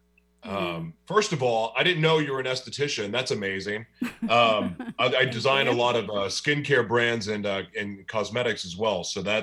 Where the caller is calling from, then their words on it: Oklahoma City, Oklahoma, United States; I'm hiding away right now in Oklahoma City, Oklahoma.